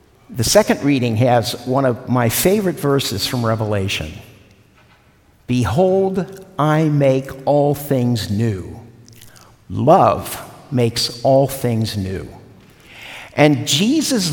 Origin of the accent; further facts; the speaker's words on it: Cincinnati, Ohio, United States; moved away; Cincinnati, my hometown